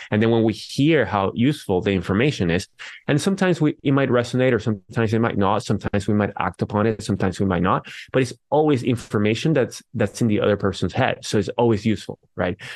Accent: Venezuela; now in San Jose, United States; I am from Venezuela. I live in San Jose, California.

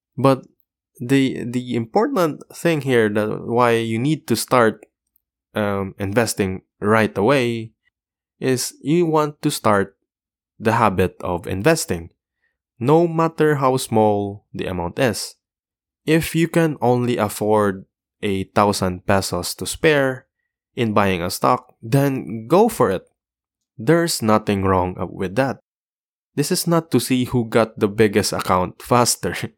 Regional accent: Philippines; the Philippines, my, my home country

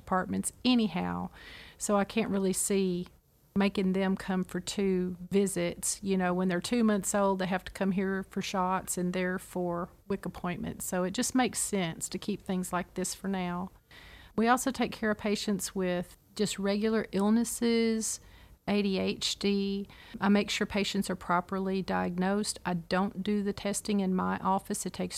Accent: Clarksville, Tennessee, United States; I'm originally from Clarksville, Tennessee, and my mom was a nurse

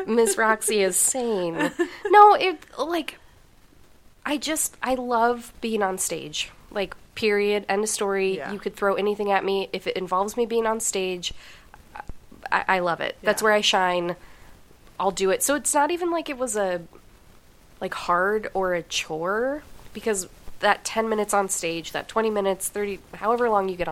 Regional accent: Denver, Colorado, United States; I grew up in Denver

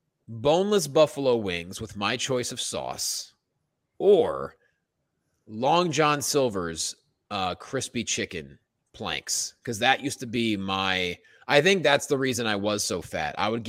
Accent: United States; also born or lived in Pennsylvania / Indiana; growing up in Pennsylvania, Indiana, it's the same shit. Buffets.

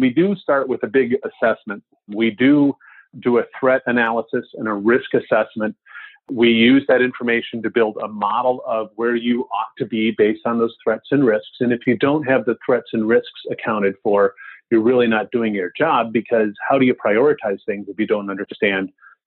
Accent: Wisconsin, United States; I'm from Wisconsin

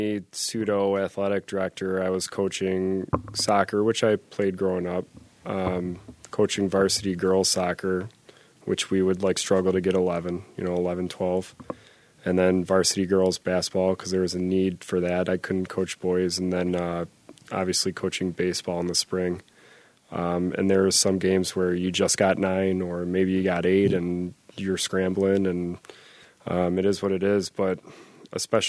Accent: Newfane, New York, United States; I'm from Newfane

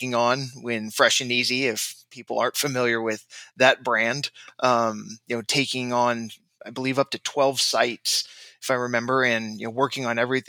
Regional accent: Orange County, Southern California, United States; Growing up in Southern California, Orange County, I was an avid football player

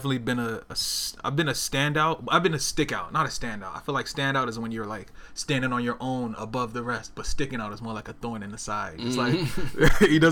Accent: Newark, New Jersey, United States; moved away as an adult; also born or lived in South Georgia; now in Portland, United States; I grew up in New Jersey. I grew up in Newark, New Jersey

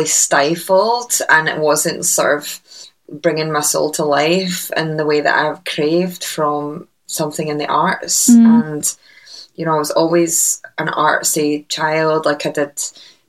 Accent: Uddingston, Scotland, United Kingdom; accent: Scottish; I'm from a little town called Uddingston, just outside of Glasgow.

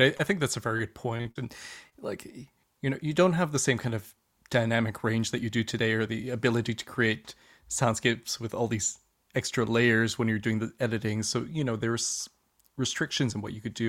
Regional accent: Canada; lived in Canada most of my life

